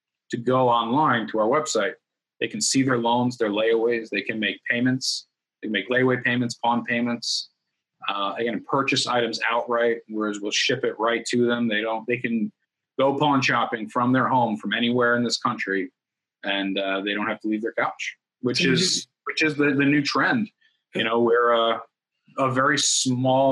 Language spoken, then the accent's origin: English; New York, United States; moved away as an adult; now in Florida, United States; we grew up in New York